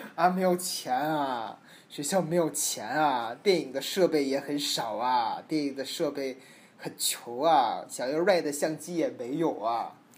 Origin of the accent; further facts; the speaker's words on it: China; moved away as an adult; now in Los Angeles, United States; 我提到说我是中国人